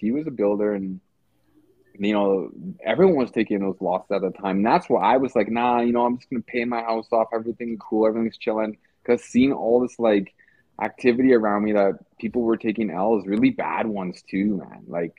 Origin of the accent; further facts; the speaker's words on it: Edmonton, Alberta, Canada; I'm from Edmonton.